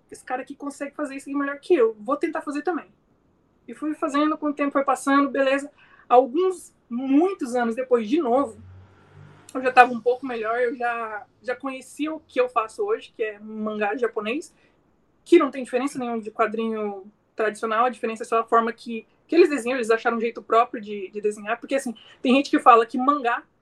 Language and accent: Portuguese; Rondonópolis, Mato Grosso, Brazil; Eu sou nascido aqui na, em Rondonópolis, né? Na cidade de Rondonópolis. E sempre vivi em fazenda, fui criado em fazenda.